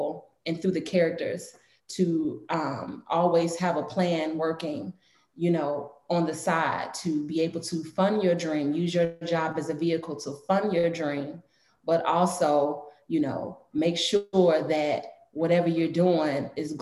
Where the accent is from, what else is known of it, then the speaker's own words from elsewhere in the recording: Chicago, Illinois, United States; On the south side of Chicago. Southeast side, to be exact.